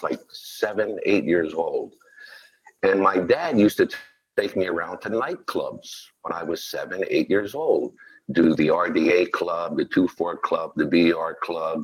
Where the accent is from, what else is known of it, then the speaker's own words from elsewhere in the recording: Philadelphia, Pennsylvania, United States; they moved into South Philadelphia. And that's where I was born and raised.